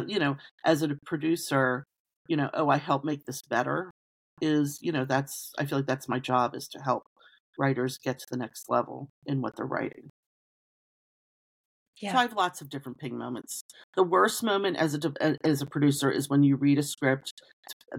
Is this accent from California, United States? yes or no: no; Baltimore, Maryland, United States; moved away as an adult; also born or lived in Philadelphia; I'm born and raised in Baltimore, went to college in Philadelphia.